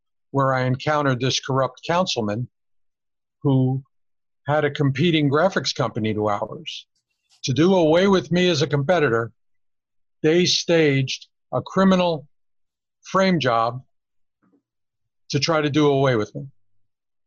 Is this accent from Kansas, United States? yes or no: no; New York City, New York, United States; moved away as an adult; now in Las Vegas, United States; growing up in New York as a little kid